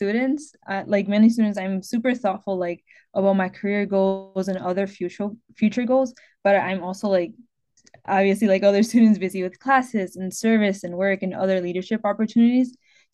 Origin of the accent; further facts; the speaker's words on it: Detroit, Michigan, United States; I'm from Detroit, grew up in Detroit in a predominantly Latinx community. I was raised by my mother and my grandmother alongside my sister.